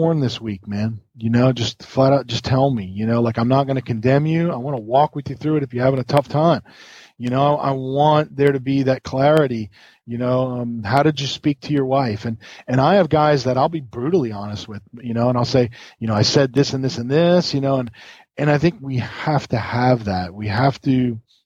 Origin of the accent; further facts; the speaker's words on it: New York, United States; now in the South, United States; And I grew up in New York, like where it was cold